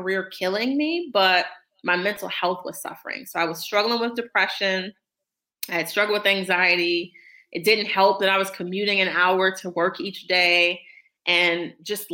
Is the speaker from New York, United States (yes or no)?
no; Detroit, Michigan, United States; I ran for state rep in my hometown of Detroit back in 2014